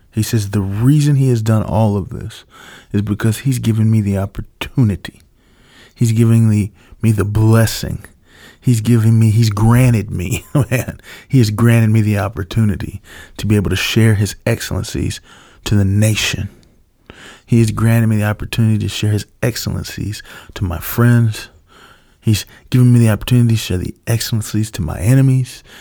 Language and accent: English; United States; as an American